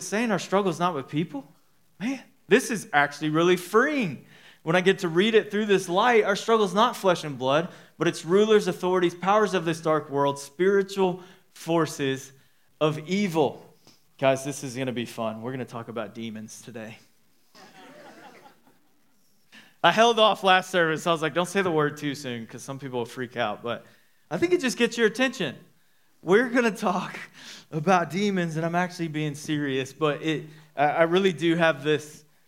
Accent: Dallas, Texas, United States; moved away as an adult; now in Midland, United States; We're from Dallas-Fort Worth, so my parents live there, her parents live there.

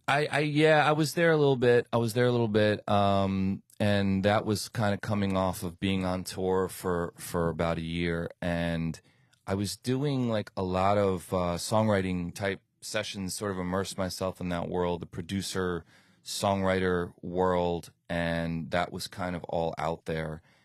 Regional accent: New York, United States; moved away as an adult; now in Miami, United States; I lived in New York most of my childhood, went to school there

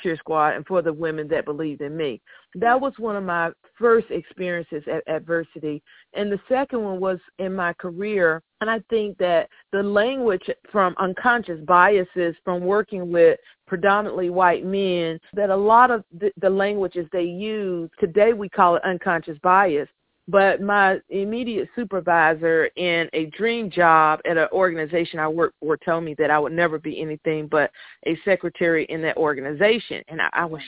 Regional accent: North Carolina, United States; I'm from North Carolina, I went to a predominantly white school

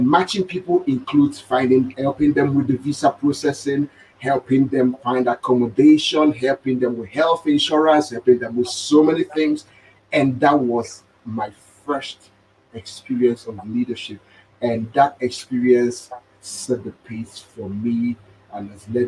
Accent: Nigeria; moved away; as a Nigerian

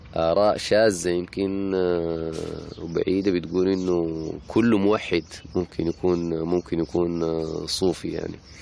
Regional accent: Sudan; عندنا في السودان هنا

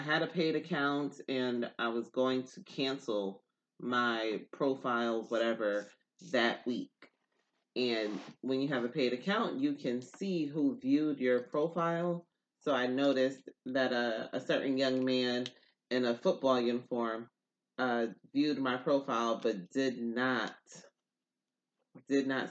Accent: Newburgh, New York, United States; I am from New York. Upstate New York

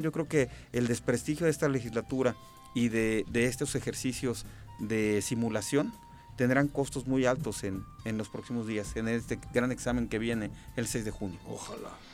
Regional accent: Tres Marías, Morelos, Mexico; soy de Tres Marías, me conocen a mi familia, a mi gente

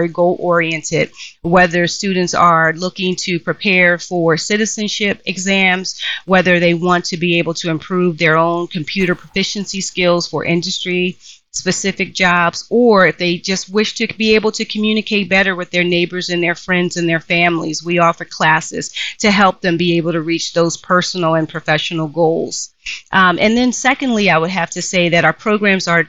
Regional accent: Philadelphia, Pennsylvania, United States; I grew up in Philadelphia in a section of Philly called West Oak Lane

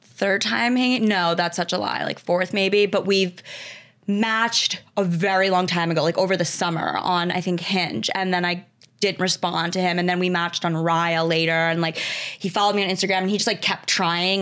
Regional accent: Westchester, New York, United States; Grew up in Westchester, New York.

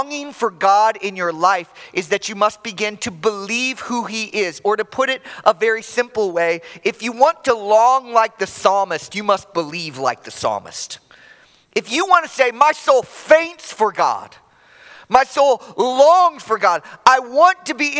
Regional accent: Chicago, Illinois, United States; moved away; I'm from Chicago originally

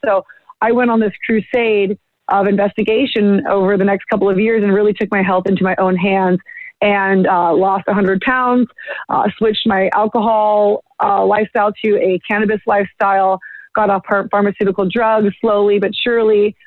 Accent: Bay Area, California, United States; moved away; growing up in the Bay Area

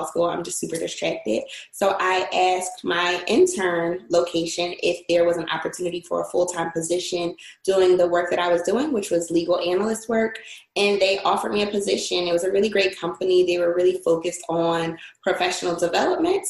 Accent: Philadelphia, Pennsylvania, United States; I am from Philadelphia

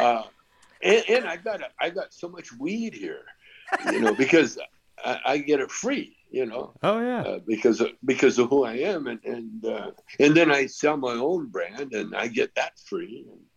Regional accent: Canada; I grew up in Canada

